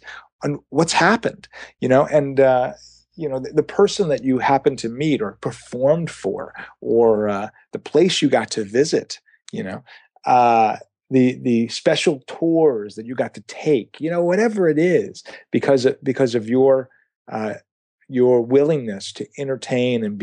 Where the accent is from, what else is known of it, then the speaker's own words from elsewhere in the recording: St. Louis, Missouri, United States; now in Los Angeles, United States; I lived in St. Louis when I was at that age.